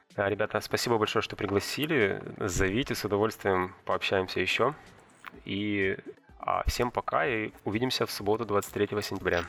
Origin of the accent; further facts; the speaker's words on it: Sochi, Krasnodar Krai, Russia; moved away; Я вырос в Адлере, там субтропики, и там чай растет